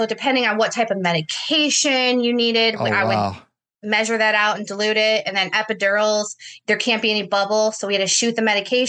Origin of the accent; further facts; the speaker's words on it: Inkster, Michigan, United States; Yeah, I am from Michigan.